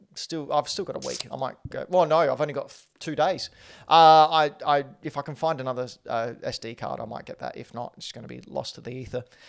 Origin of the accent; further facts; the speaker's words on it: Australia; accent: Australian; my Australian accent